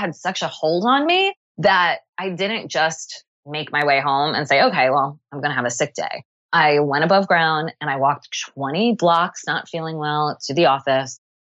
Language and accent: English; Long Island, New York, United States; moved away as an adult; now in Montclair, United States; I grew up on Long Island